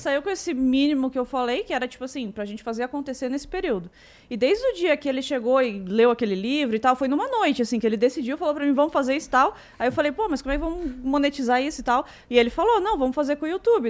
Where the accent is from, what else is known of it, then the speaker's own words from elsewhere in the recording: Santa Catarina, Brazil; also born or lived in Joinville; A gente é de Santa Catarina